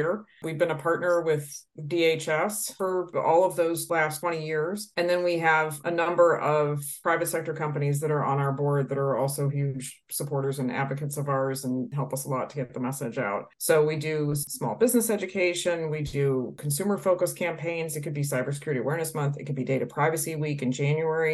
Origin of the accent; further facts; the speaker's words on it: Detroit, Michigan, United States; I'm originally from the Detroit area.